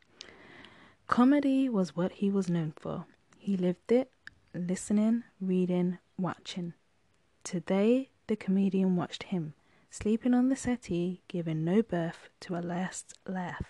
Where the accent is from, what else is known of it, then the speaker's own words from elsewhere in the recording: United Kingdom; I'm British, we call our seats settees